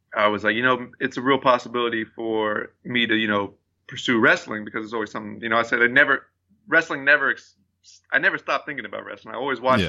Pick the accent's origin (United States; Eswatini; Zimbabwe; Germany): United States; Abilene, Texas; moved away; when I moved away from Abilene